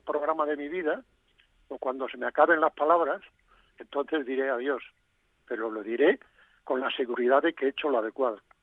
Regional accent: Galicia, Spain; first language Galician; moved away; ya que andas por mi tierra, pues te vas a Finisterre, a Fisterra, como, como dicen en, mi idioma

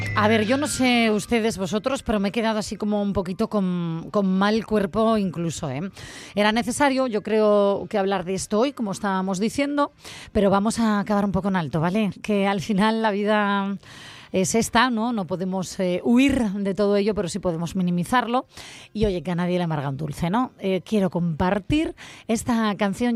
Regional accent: Asturias, Spain; yo como asturiana que soy

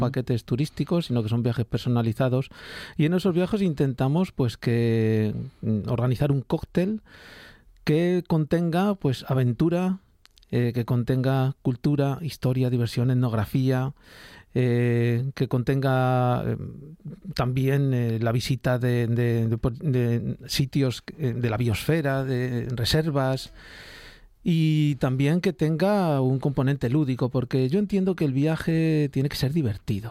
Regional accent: Spain; Yo, yo en América me siento bastante más español que aquí

